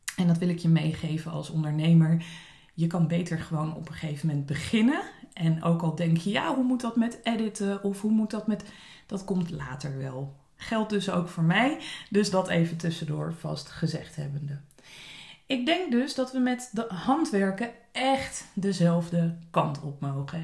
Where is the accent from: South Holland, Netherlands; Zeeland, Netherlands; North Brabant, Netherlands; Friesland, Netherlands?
South Holland, Netherlands; Dordrecht; moved away as an adult; also born or lived in Zwijndrecht / Leiden / South Africa; now in Scheveningen, Netherlands; ik ben eh, geboren in Zwijndrecht, op mijn eerste in Dordrecht gaan wonen. Op mijn achttiende besloten mijn ouders dat ze naar Scheveningen wilden verhuizen.